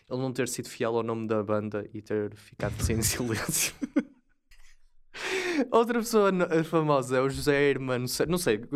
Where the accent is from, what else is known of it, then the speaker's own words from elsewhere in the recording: Marrazes, Leiria District, Portugal; eu sou de, de Marrazes, é no distrito de Leiria